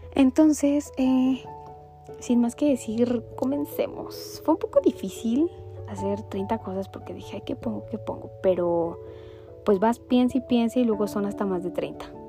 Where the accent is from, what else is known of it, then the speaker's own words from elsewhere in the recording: Mexico City, Mexico; nací en el Estado de México. Mis primeros 7 años de vida, casi 8. Y después nos mudamos para Ciudad de México